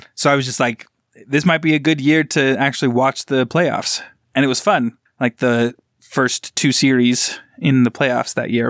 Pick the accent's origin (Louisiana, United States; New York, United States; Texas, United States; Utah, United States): Utah, United States; growing up in Utah